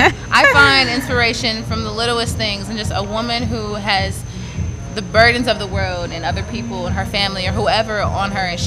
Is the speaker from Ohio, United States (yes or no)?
yes; Toledo, Ohio, United States; I am from Toledo, Ohio.